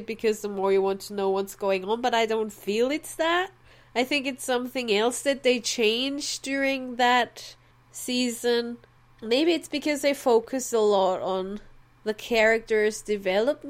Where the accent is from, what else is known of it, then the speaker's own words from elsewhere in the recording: Austria; as an Austrian